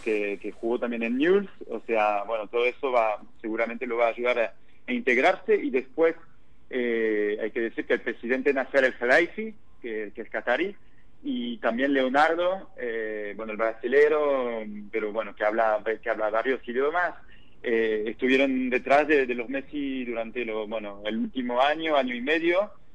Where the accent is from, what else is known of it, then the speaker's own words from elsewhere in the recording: France; also born or lived in Argentina; now in Barcelona, Spain; yo soy francés, viví muchos años en Argentina